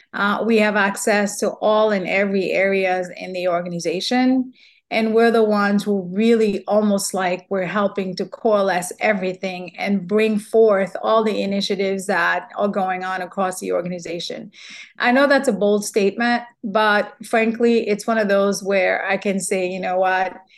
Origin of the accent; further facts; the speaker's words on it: Haiti; also born or lived in New York, United States; now in Louisiana, United States; growing up in Haiti